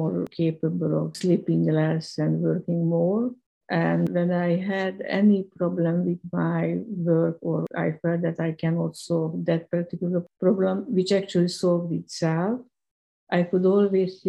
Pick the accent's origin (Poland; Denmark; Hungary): Hungary; moved away as an adult; also born or lived in London; I'm Hungarian. I was born in Hungary. I was educated at Karl Marx University